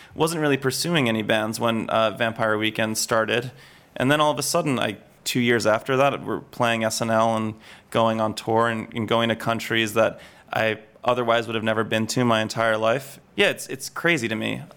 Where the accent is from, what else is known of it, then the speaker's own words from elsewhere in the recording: suburban New York, United States; moved away as an adult; now in London, United Kingdom; I grew up in suburban New York